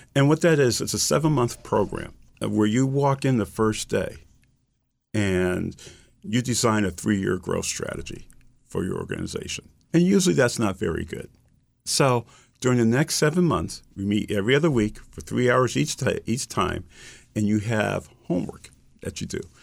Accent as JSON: {"language": "English", "town": "Springfield", "region": "Massachusetts", "country": "United States", "tie": "born or raised there", "said": "I grew up in Springfield, Massachusetts."}